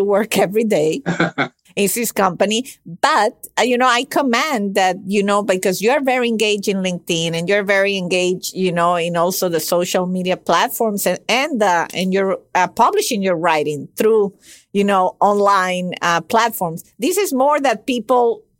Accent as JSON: {"language": "English", "country": "Venezuela", "tie": "born or raised there", "second_language": "English", "said": "I was born and raised in Venezuela, where he immigrated to."}